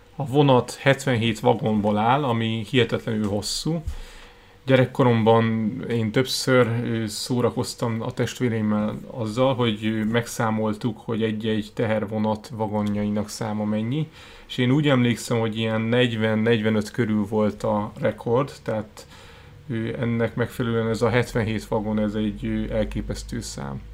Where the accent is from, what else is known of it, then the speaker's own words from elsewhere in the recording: Hungary; magyarok vagyunk